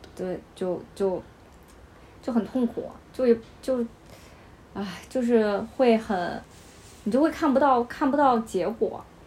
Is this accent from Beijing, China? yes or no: yes; Beijing, China; also born or lived in Henan; 我祖籍，我祖籍是河南的，但是我两岁的时候来北京